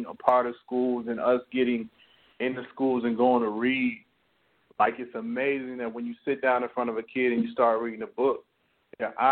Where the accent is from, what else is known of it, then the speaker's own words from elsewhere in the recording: Leighton, Alabama, United States; I've been passing out books in my hometown of Leeton, Alabama for over, like I said, maybe about 10 years now.